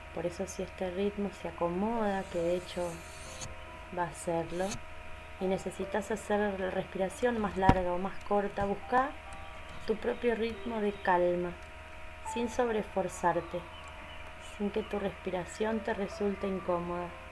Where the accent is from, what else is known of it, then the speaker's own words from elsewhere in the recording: Argentina; soy de Argentina, docente y facilitadora de mindfulness